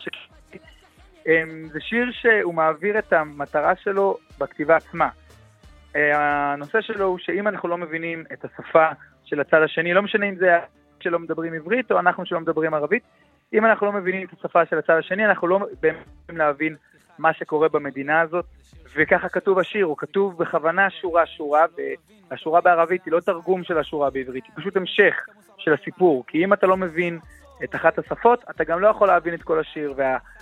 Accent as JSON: {"language": "Hebrew", "town": "Jerusalem", "region": "Jerusalem District", "country": "Israel", "said": "בתור ירושלמי, אה, ששליש מתושבי העיר שלו פה אה, ערבים"}